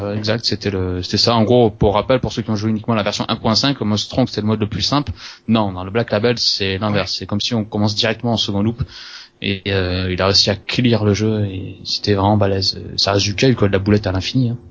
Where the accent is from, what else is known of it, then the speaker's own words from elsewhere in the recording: Toulouse, Occitania, France; je viens de Toulouse